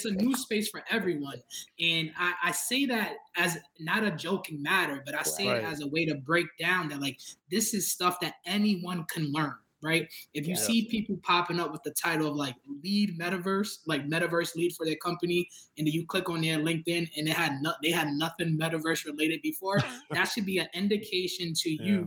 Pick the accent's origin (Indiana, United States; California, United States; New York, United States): New York, United States; New York City; I'm from Brooklyn. I'm a proud Brooklynite, right? I grew up in East New York. I grew up in Brownsville, Bushwick